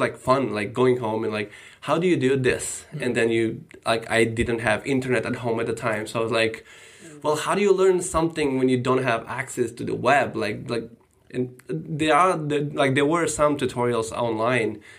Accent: North Macedonia; moved away; I am from Macedonia originally. I was born and grew up there

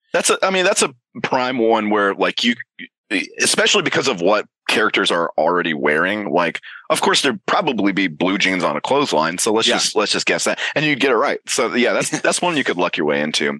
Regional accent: Georgia, United States; I'm from Georgia

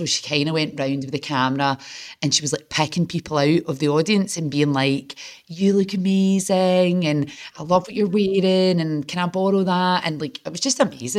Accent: Glasgow, Scotland, United Kingdom; moved away as an adult; now in Manchester, United Kingdom; I'm from Glasgow

